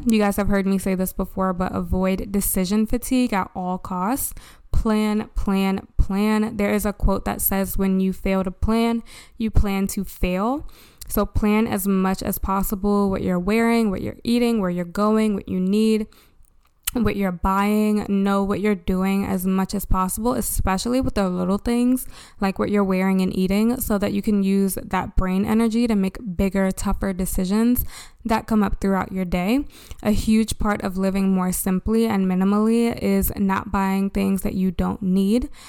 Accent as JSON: {"language": "English", "town": "Baltimore", "region": "Maryland", "country": "United States", "tie": "born or raised there", "said": "from Baltimore, my hometown"}